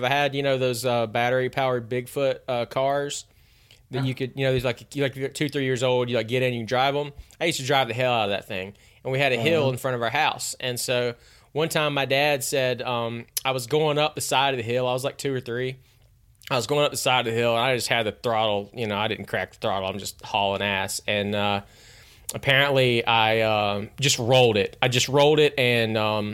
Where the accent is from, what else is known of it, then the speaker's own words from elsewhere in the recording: Hickory, North Carolina, United States; I was born in Hickory, North Carolina